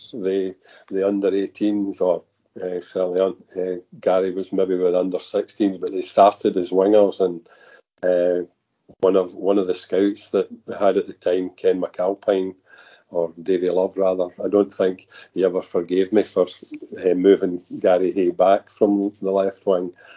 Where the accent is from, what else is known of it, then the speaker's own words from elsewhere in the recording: Kilmarnock, Scotland, United Kingdom; I was brought up in Kilmarnock and I was brought up supporting Kilmarnock